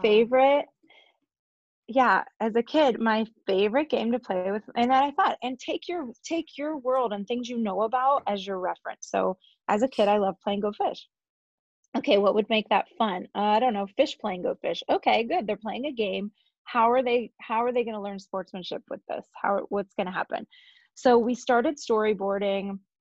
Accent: Northwest Pennsylvania, United States; also born or lived in Ohio; I'm from Northwest Pennsylvania, um, originally born in Ohio, but I moved here when I was six. And I grew up in a really musical family

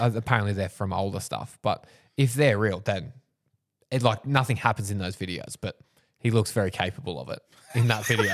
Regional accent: Wingham, New South Wales, Australia; I grew up in Wingham

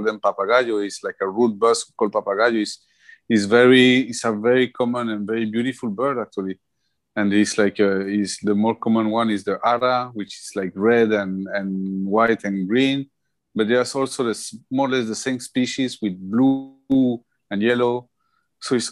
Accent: Colombia; I'm from Colombia

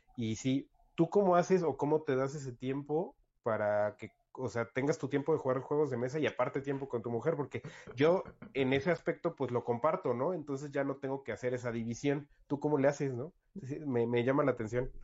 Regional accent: Toluca, State of Mexico, Mexico; now in Querétaro, Mexico; yo soy originario de Toluca

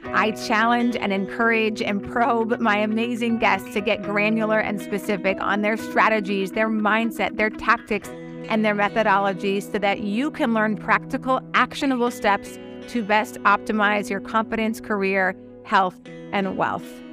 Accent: North Dakota, United States; moved away; I'm from North Dakota, and most, most folks that I met back in North Dakota are still in North Dakota.

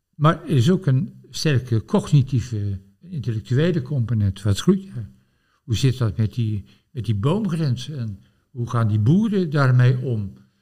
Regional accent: Gorinchem, South Holland, Netherlands; ik ben opgegroeid in Gorkum, Abbaswaard, rivier, lingengebied.

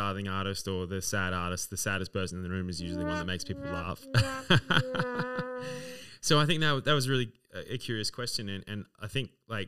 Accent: Adelaide, South Australia, Australia; Adelaide's my hometown.

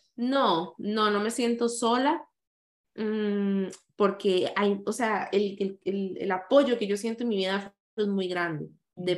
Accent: San José, Costa Rica; yo nací en San José, eh, la mayoría de la gente cree que nací en Limón

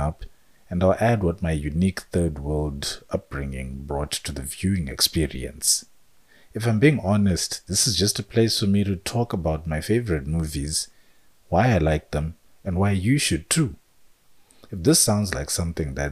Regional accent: Zimbabwe; I'm a filmmaker from Zimbabwe

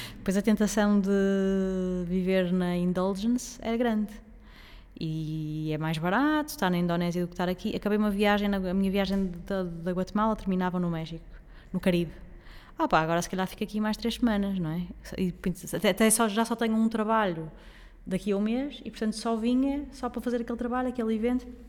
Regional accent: Portugal; não sou a pessoa mais nacionalista do mundo enquanto portuguesa

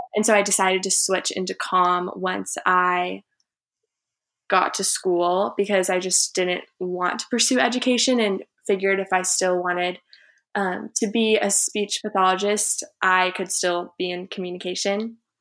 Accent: Houston, Texas, United States; I'm from Houston, Texas, was born there and have lived there until I went away to college.

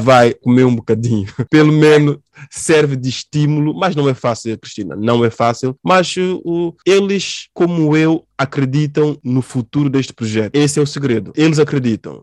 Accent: São Tomé & Príncipe; Sobre a minha infância em Santo Tomé e Príncipe. Eu tive uma infância muito difícil

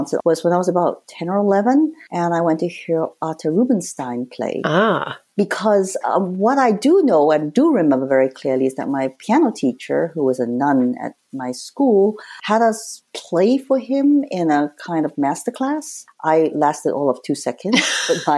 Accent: Hong Kong; I grew up in Hong Kong. I was born and raised there

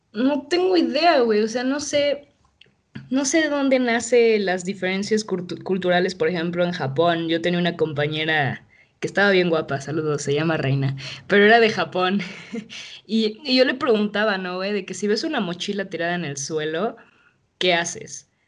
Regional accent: Mexico City, Mexico; soy de la Ciudad de México

